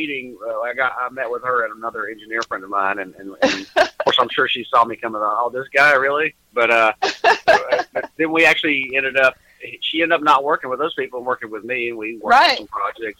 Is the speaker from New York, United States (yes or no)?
no; Hendersonville, Tennessee, United States; For me, I'm from Nashville.